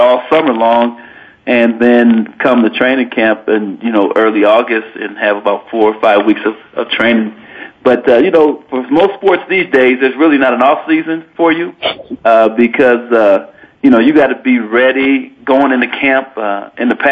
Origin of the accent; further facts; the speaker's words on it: Denver, Colorado, United States; now in Laramie, United States; I grew up in Denver, Colorado